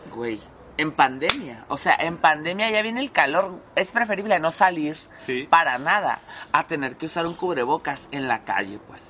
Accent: Mexicali, Baja California, Mexico; Mexicali es un hoyo y básicamente aquí, literal, somos una olla de presión.

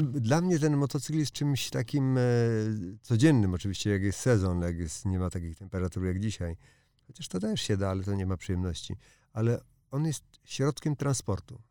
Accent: Łódź, Łódź Voivodeship, Poland; jestem z Łodzi

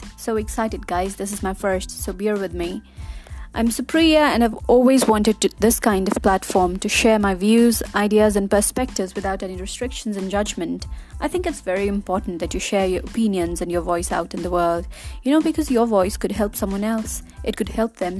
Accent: Nepal; I'm from Nepal, a beautiful, lively country of the Everest

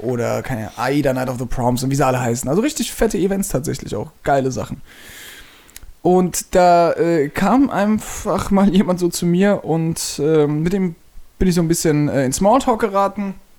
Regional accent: Mannheim, Baden-Württemberg, Germany; also born or lived in Freiburg; ich bin unglücklich in Mannheim, mhm. auch wenn es meine Heimatstadt ist

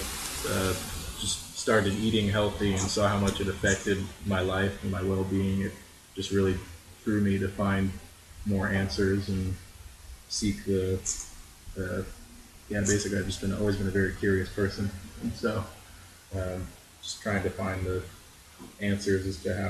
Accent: California, United States; growing up in California

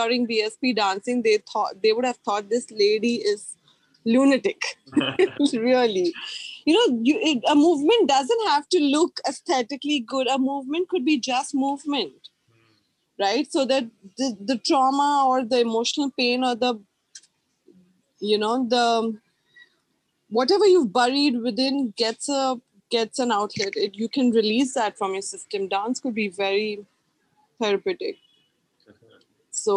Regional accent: Mumbai, Maharashtra, India; because I was from Bombay

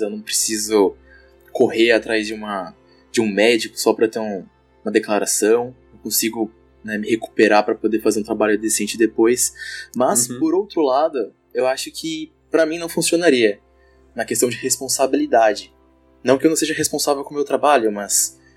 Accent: São Paulo, Brazil; now in Blumenau, Brazil; eu não sou daqui de Blumenau, sou de São Paulo

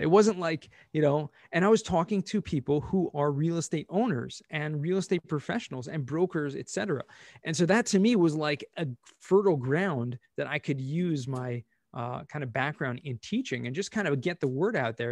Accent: Southern California, United States; moved away; also born or lived in Israel; grew up in Southern California, um, actually moved to Israel for many years

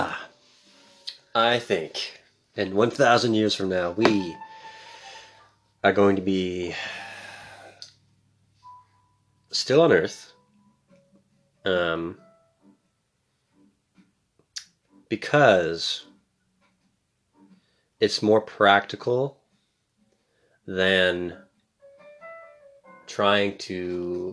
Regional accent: Canada; I'm obviously super Canadian

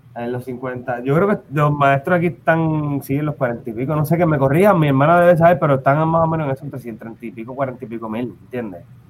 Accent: Carolina, Puerto Rico; also born or lived in Santurce / Loíza; yo nací en Santurce, estuve pues, en, en Lloren un tiempito, mi mamá de Lloren. Y después que en Carolina, pero yo de Carolina

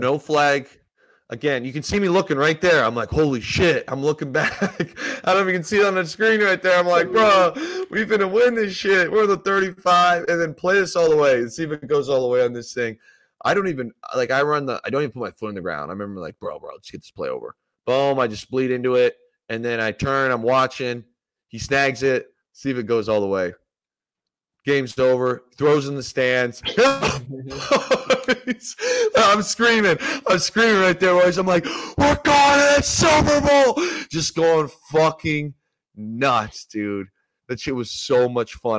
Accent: Ontario, Canada; moved away as an adult; now in Los Angeles, United States; in my hometown

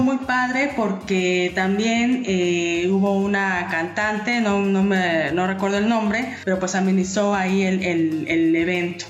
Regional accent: Mexico City, Mexico; now in Baja California, Mexico; Yo soy chilanga

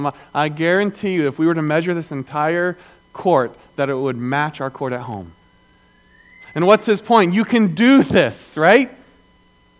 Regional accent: the South, Southern United States, United States; I'm a Southerner

